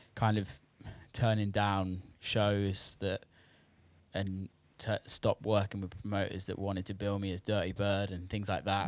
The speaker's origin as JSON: {"language": "English", "town": "Bristol", "region": "South West England", "country": "United Kingdom", "tie": "born or raised there", "also_born_or_lived": "Detroit / Los Angeles", "moved": "as an adult", "said": "growing up in Bristol"}